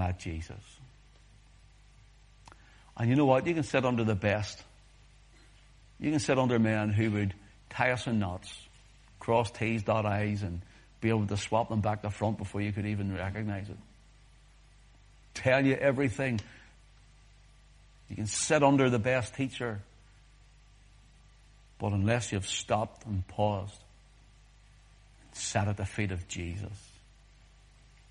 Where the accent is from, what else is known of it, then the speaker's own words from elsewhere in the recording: Whitewell, Northern Ireland, United Kingdom; we were growing up in Whitewell